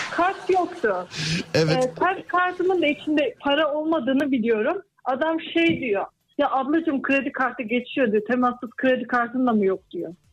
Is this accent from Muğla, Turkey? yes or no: yes; Muğla, Turkey; Muğla. Muğla'dansınız Merkez, siz. Merkez, evet.